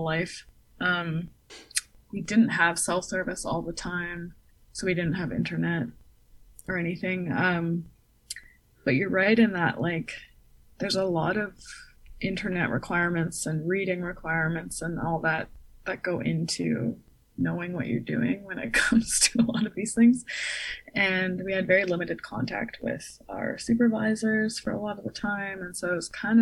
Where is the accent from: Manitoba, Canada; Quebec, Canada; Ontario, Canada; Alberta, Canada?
Manitoba, Canada; Winnipeg or Brandon; growing up in Winnipeg or Brandon